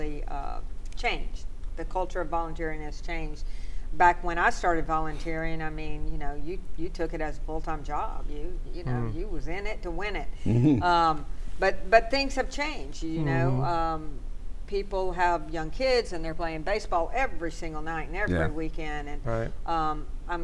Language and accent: English; DeSoto Parish, Louisiana, United States; also born or lived in Shreveport, Louisiana; I grew up in DeSoto Parish